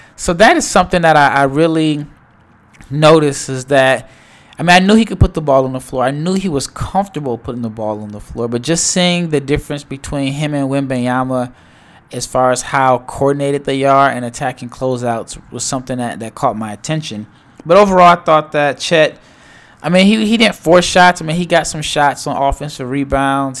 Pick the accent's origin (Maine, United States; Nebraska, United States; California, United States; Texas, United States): Nebraska, United States; Omaha; now in Dallas, United States; I am from Omaha, Nebraska